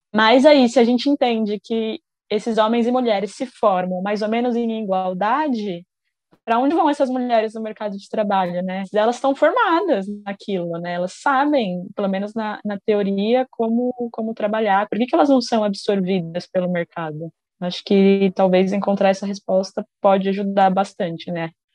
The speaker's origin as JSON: {"language": "Portuguese", "region": "São Paulo", "country": "Brazil", "tie": "born or raised there", "also_born_or_lived": "São Carlos", "moved": "as an adult", "said": "sou do interior de São Paulo, mas cresci na capital e me mudei para São Carlos também para estudar imagem e som"}